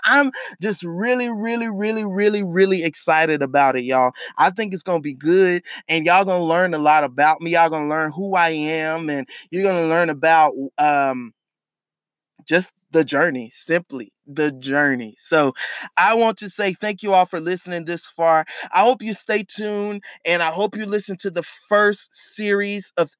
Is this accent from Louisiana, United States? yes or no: no; Charlotte, North Carolina, United States; I am from Charlotte, North Carolina